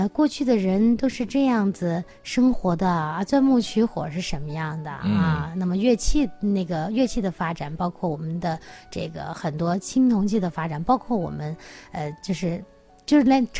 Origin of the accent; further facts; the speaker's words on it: Henan, China; 但是最有特点的还是我们，就是也可以说，就是刚才明阳说的，最有文化的、历史很久远的地方，就是我们河南。